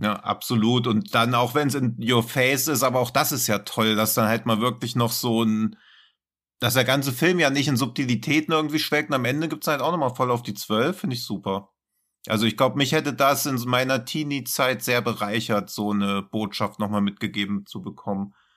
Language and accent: German; Hesse, Germany; ich als Hesse